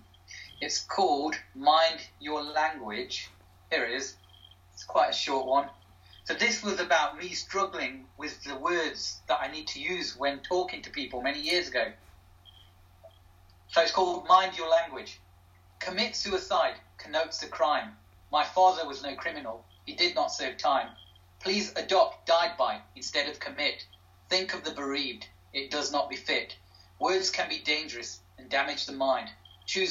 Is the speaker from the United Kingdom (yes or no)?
yes; Derby, East Midlands, United Kingdom; my hometown, my home city of Derby